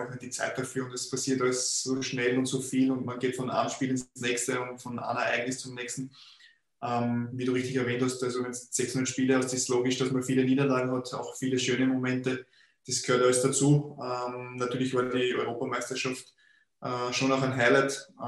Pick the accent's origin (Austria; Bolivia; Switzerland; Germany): Austria; Linz, Upper Austria; Ich bin ja in Linz in der Stadt aufgewachsen